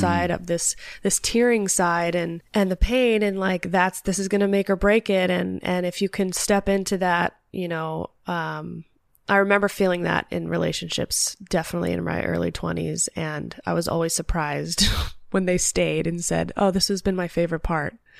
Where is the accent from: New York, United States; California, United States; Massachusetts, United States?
California, United States; Los Angeles; also born or lived in Sherman Oaks / Calabasas; I was born in Los Angeles